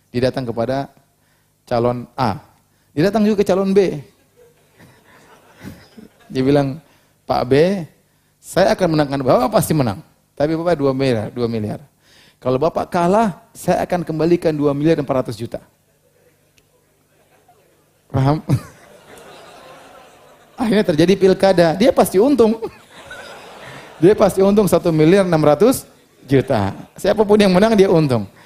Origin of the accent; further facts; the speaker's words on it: Cirebon, West Java, Indonesia; Di kampung saya, Cirebon, bagi yang penduduk asli, Bangga dua, apa ini? Bango dua.